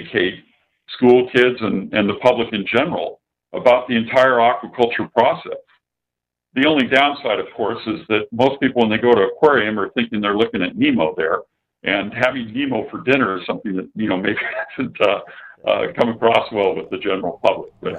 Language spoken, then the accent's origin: English; San Diego, California, United States; I grew up in San Diego